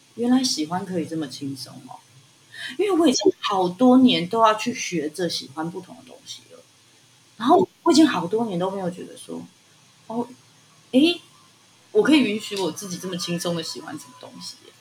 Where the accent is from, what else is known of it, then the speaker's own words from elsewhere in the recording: Zhongli, Taoyuan, Taiwan; 我们就是现在，你知道，变成什么桃园市里面的中立区